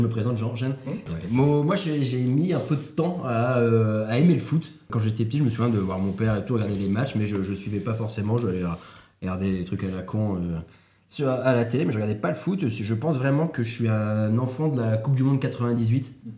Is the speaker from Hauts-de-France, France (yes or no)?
yes; Lille, Hauts-de-France, France; je suis Lillois, je suis pas euh, Barcelonais